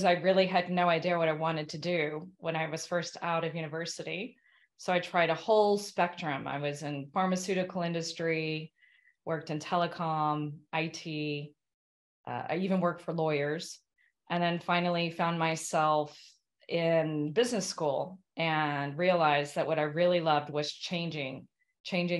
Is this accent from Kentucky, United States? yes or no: yes; Kentucky, United States; moved away; I'm an American from Kentucky